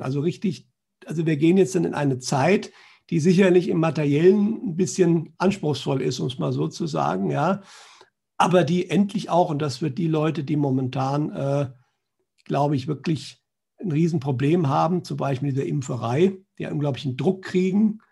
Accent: Germany; Bei uns in Deutschland

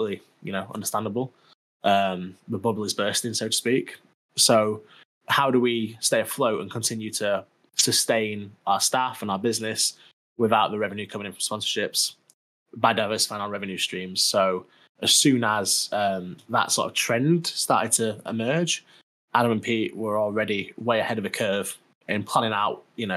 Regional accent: Sheffield, Yorkshire and the Humber, United Kingdom; I come from Sheffield where everyone's like quite nice

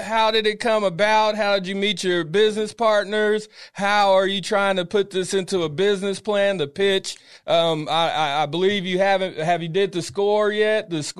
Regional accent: Sacramento, California, United States; I grew up on Northgate, man. A lot of Mexican culture over there, man.

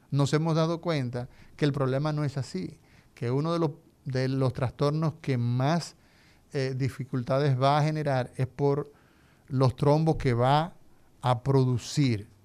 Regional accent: Dominican Republic

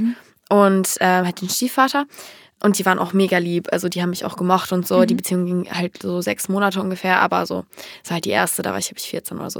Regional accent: United States; now in Germany; Ich bin Amerikanerin

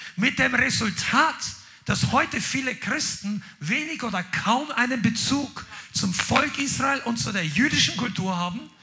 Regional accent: Germany; Mein Pass sagt, ich bin Deutscher.

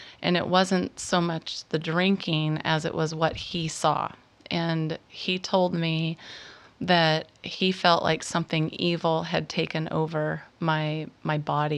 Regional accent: Washington, United States; now in San Diego, United States; Mm-hmm. Washington.

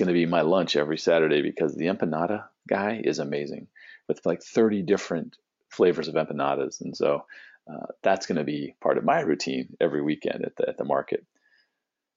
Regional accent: San Diego, California, United States; moved away as an adult; also born or lived in Phoenix, Arizona; now in St. Petersburg, United States; for Cindy and I being West Coast, both growing up in San Diego

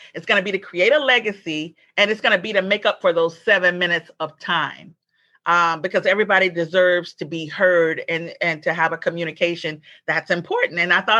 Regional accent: Montgomery, Alabama, United States; I'm originally from Montgomery, Alabama.

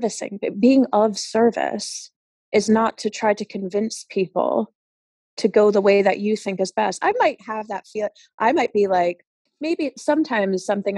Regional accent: New York, United States; moved away as an adult; now in Spain; I am from the States originally. I'm from New York

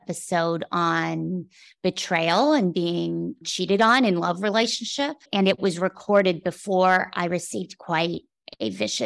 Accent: Canada; as a Canadian

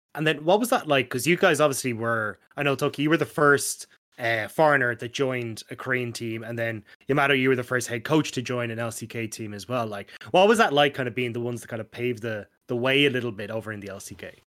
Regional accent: Ireland; you get treated really well as an Irishman once they realize you're not British

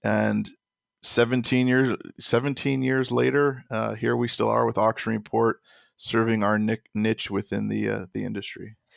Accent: Chicago, Illinois, United States; I'm from Chicago

